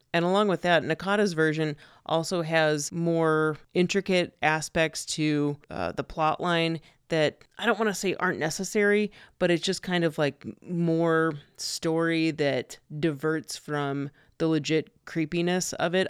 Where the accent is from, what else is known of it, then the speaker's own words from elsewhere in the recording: southern Missouri, United States; my hometown in southern Missouri